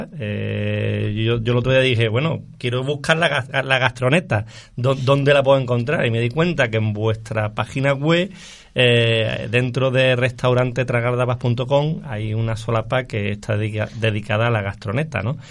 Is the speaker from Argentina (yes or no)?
no; Córdoba, Andalusia, Spain; yo soy cordobés